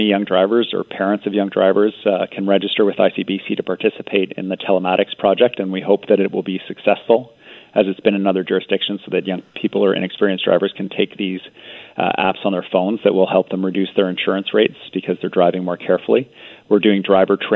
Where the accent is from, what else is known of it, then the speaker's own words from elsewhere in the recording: British Columbia, Canada; as British Columbians